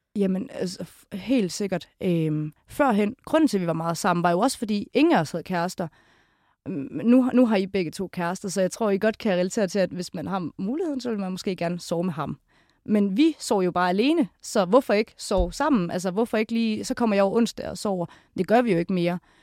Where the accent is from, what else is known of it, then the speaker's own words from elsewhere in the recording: Kolding, Southern Denmark, Denmark; moved away; fra min hjemby Kolding